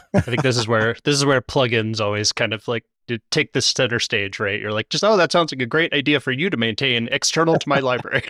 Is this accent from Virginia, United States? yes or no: yes; Virginia, United States; moved away as an adult; also born or lived in Kansas; I grew up in Virginia